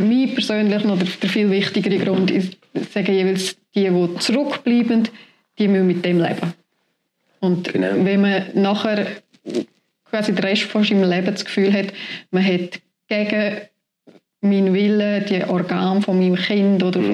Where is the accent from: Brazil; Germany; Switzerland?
Switzerland; Tschappina, Graubünden; moved away as an adult; now in Rüeggisberg, Switzerland; ich bin in Chapina aufgewachsen